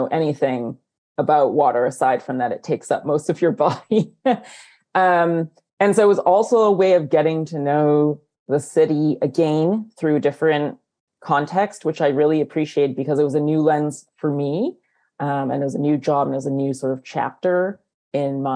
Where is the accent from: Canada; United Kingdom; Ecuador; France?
Canada; I am Chinese Canadian